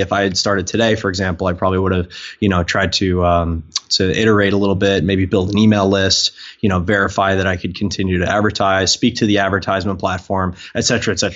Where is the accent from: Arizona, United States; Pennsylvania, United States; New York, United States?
New York, United States; Long Island; growing up on Long Island